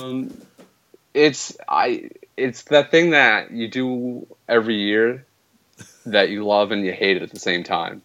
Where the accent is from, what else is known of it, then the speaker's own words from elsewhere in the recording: Canada; being Canadian